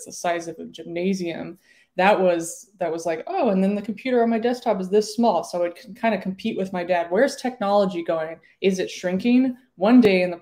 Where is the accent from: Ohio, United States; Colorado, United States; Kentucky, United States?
Colorado, United States; Denver; also born or lived in Salt Lake City, Utah; I grew up in Denver, and my parents were broadcast engineers